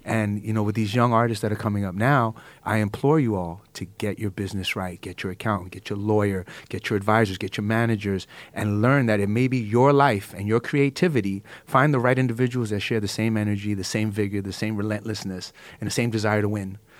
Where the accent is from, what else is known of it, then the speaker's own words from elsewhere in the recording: New York City, New York, United States; I come from the hood. I come from East New York, Starry City, Brooklyn